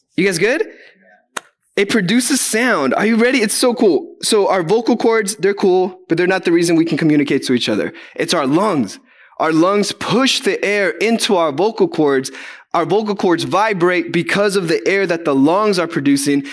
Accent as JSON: {"language": "English", "country": "Guatemala", "moved": "yes", "said": "I'm from Guatemala"}